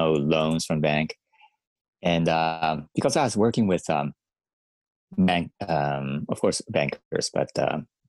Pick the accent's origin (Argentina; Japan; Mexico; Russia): Japan; moved away as an adult; I grew up in Japan